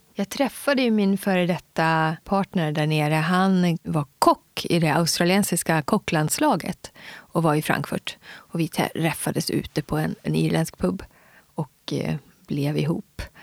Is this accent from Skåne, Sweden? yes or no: no; Gagnef, Dalarna County, Sweden; also born or lived in Umeå, Västerbotten; vi flyttade ner till Dalarna, till Mockfjärd bodde jag först